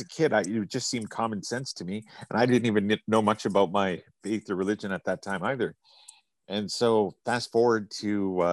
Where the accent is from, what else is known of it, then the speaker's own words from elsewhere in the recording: Canada; I'm from Canada.